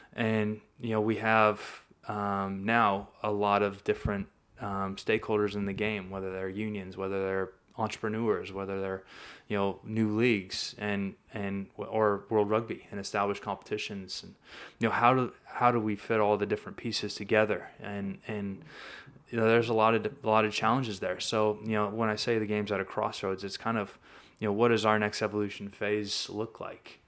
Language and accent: English; Sacramento, California, United States; I'm from Sacramento, California